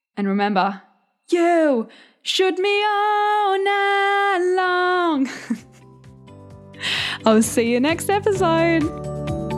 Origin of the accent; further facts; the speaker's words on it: a couple of hours south of Perth, Western Australia, Australia; accent: country; I grew up on a farm